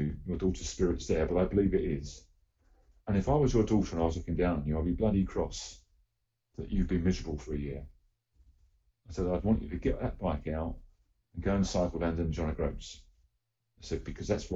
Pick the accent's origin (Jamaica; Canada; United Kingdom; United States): United Kingdom; I am proudly British